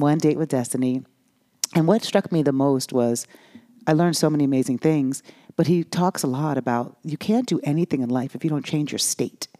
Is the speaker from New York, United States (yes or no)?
yes; New York, United States; moved away; also born or lived in Los Angeles / Miami; I grew up in New York